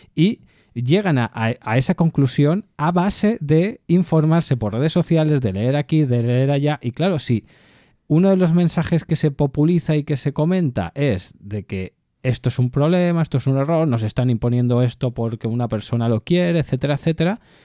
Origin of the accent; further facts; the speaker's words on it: Catalonia, Spain; soy catalán